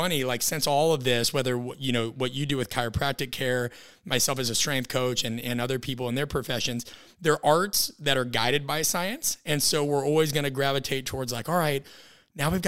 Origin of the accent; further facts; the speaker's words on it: Midwest, United States; I'm from the Midwest. So there's a running joke that we kind of grew up on steak and milk